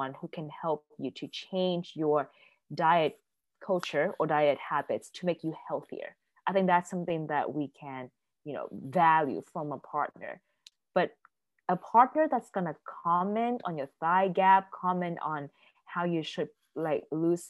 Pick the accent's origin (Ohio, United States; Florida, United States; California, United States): California, United States; moved away; also born or lived in East Coast; I'm originally from California, and in California, I'm outside, I'm in this, you know, under the sun all the time